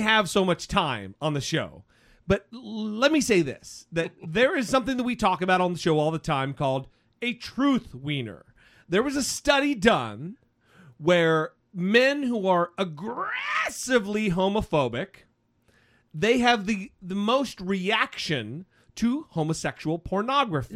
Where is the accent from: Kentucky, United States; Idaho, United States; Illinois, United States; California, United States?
Idaho, United States; Idaho, my home state